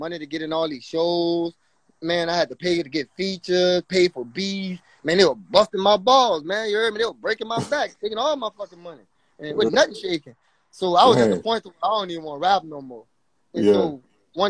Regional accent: Louisiana, United States; I'm from Louisiana, man. I was shooting guns when I was like young

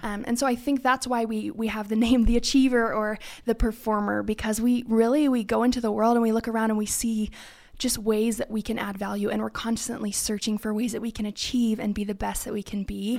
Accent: California, United States; moved away as an adult; now in Idaho, United States; I am originally from California, so born and raised

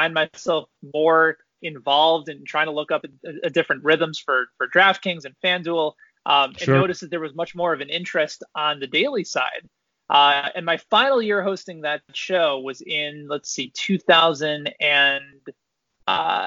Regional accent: Chicago, Illinois, United States; moved away as an adult; also born or lived in Indiana / St. Louis / Washington, D.C.; now in Kansas City, United States; I grew up in the Chicagoland area

